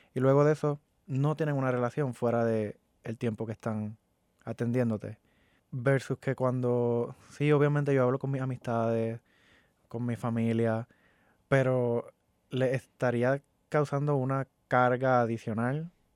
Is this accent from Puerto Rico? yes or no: yes; Puerto Rico; moved away as an adult; now in Orlando, United States; yo vengo de Puerto Rico. Me mudé hace un año, siete meses y un tiempito más.